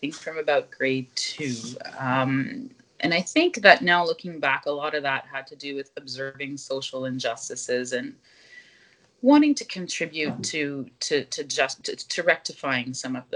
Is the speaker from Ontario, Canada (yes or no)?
no; southwest Nova Scotia, Canada; moved away as an adult; now in Ottawa, Canada; I was raised in Mi'kma'ki in southwest Nova Scotia, what I affectionately call the Kespequit